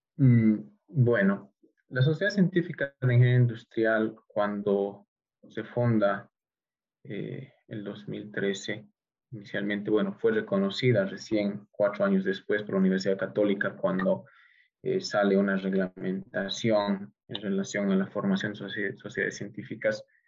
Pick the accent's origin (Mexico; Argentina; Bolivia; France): Bolivia; also born or lived in Tokyo, Japan; retorné a Bolivia